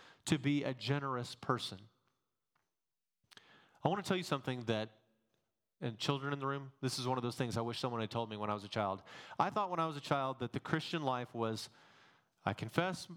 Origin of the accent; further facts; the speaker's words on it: Texas, United States; accent: Texan; also born or lived in Massachusetts; take my Texan accent down a little bit